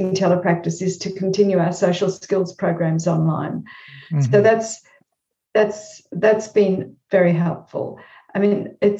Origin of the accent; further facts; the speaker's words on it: Australia; I sometimes feel as if I'm more American than Australian